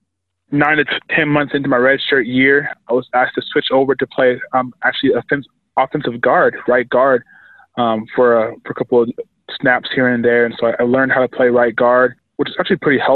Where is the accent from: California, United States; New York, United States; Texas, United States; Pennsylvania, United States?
California, United States; Elk Grove; moved away as an adult; now in Boise, United States; I came from Sacramento, California, a little town called Elk Grove